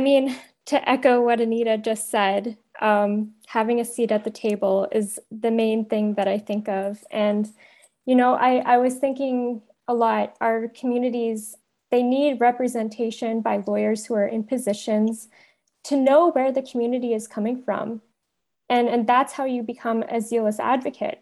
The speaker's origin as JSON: {"language": "English", "town": "Thunder Bay", "region": "Ontario", "country": "Canada", "tie": "born or raised there", "said": "I grew up in Thunder Bay"}